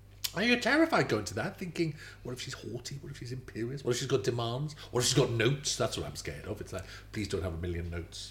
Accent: Swansea, Wales, United Kingdom; moved away as an adult; also born or lived in Manchester / Cardiff; I'm from Swansea

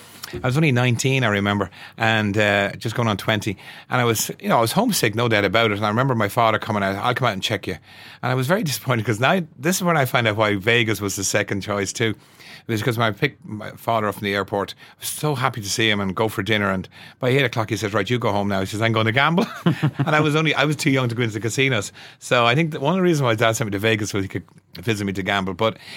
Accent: Wexford, Leinster, Ireland; moved away; Well, 1970, that's right. We moved up from Wexford in 1968 and Dad went to work for PV Doyle for a couple of years.

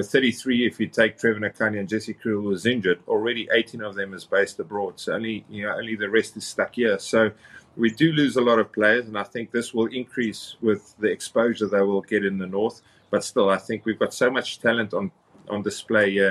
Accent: Cape Town, Western Cape, South Africa; down in Cape Town, where I'm from

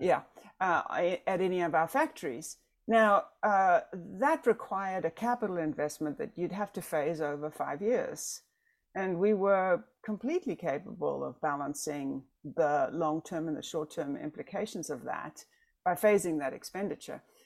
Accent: South Africa; now in United States; I'm South African. I cannot vote. I'm a green card holder.

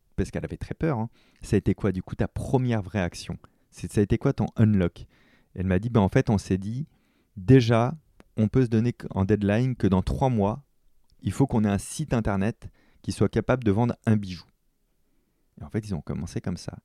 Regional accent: France; chez nous en France

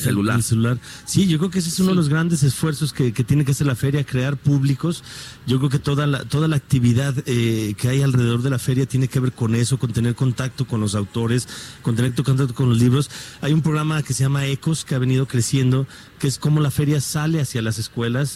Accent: Guadalajara, Jalisco, Mexico; como tapatío, como mexicano, como rector

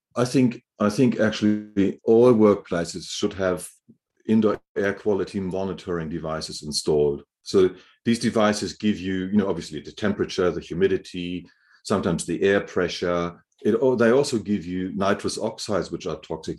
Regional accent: Hamburg, Germany; moved away; I grew up in Germany, in Hamburg

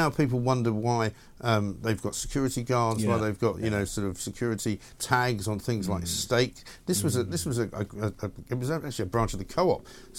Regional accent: London, United Kingdom; London is a very different city to the one that I grew up in.

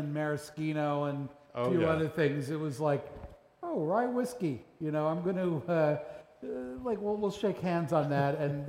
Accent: Pittsburgh, Pennsylvania, United States; I was born in Pittsburgh.

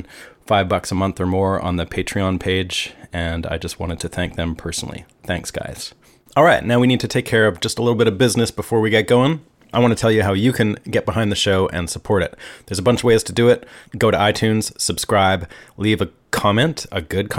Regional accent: Canada; as a kid growing up in Canada

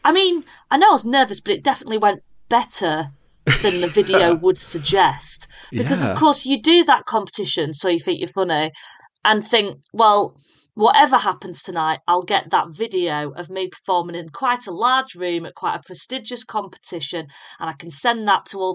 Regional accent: Yorkshire and the Humber, United Kingdom; also born or lived in Leeds; I grew up in a very, very small village in North Yorkshire, technically, but my nearest city is Leeds.

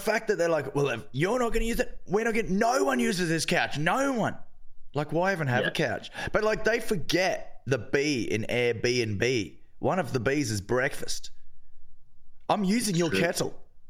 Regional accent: Australia; I'm Australian, no stranger to a futon.

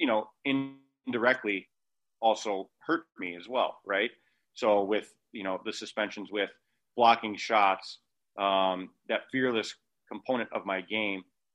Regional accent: Angola, New York, United States; also born or lived in Rochester; I'm essentially living at home in Angola

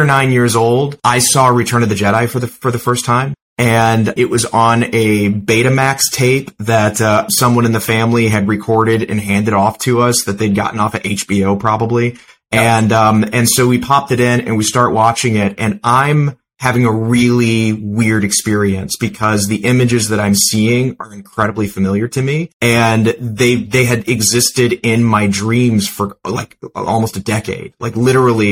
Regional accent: St. Louis, Missouri, United States; I grew up in the Midwest in St. Louis

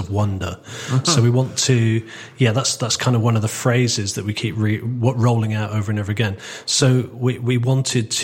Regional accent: Torquay, South West England, United Kingdom; moved away as an adult; also born or lived in Manchester; I was adopted by my grandparents on my father's side, and and I grew up in Torquay.

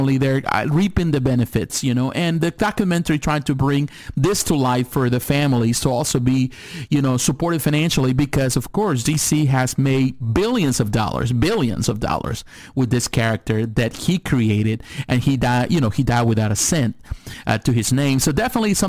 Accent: Mexico; moved away; I was born in Mexico

